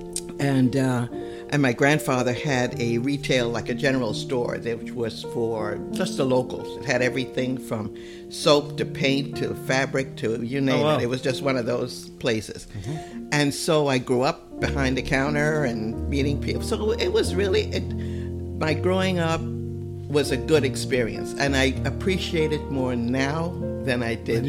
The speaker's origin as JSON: {"language": "English", "country": "U.S. Virgin Islands", "tie": "born or raised there", "said": "I grew up in St. Thomas in the Virgin Islands"}